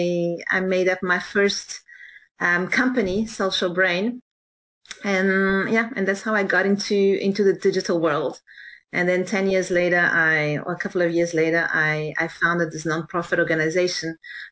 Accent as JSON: {"language": "English", "town": "Johannesburg", "region": "Gauteng", "country": "South Africa", "tie": "born or raised there", "moved": "as an adult", "said": "So I grew up in South Africa, in Johannesburg"}